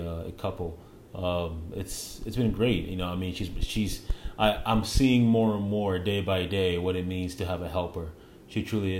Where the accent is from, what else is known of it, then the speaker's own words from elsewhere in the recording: Canada; moved away as an adult; now in United States; I want to be a Canadian still